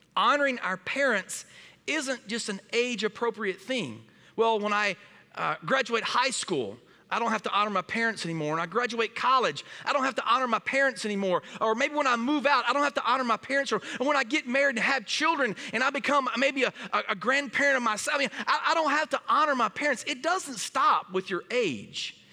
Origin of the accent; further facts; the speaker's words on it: Springdale, Arkansas, United States; moved away as an adult; now in Wisconsin, United States; we are from Northwest Arkansas, p, a town called Springdale